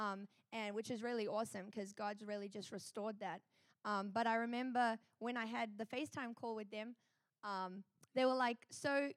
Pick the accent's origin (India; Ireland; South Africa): South Africa; moved away as an adult; I'm from South Africa